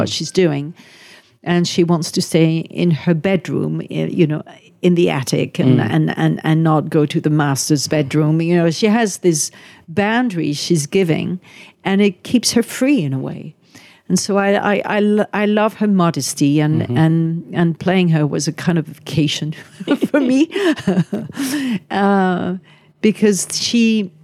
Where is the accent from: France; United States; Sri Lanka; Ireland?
France; French, we don't know how to embrace our culture.